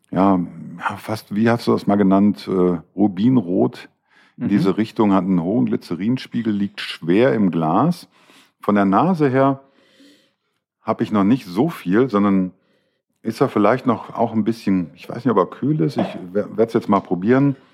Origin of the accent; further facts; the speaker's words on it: Düsseldorf, North Rhine-Westphalia, Germany; born there; bin ja geborener Düsseldorfer, wie ich schon des Öfteren gesagt habe.